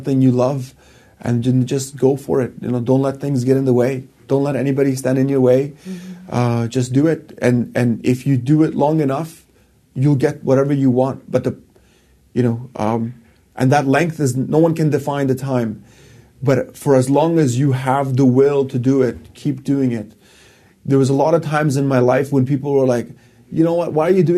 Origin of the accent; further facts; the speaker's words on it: Afghanistan; now in Canada; I am from Afghanistan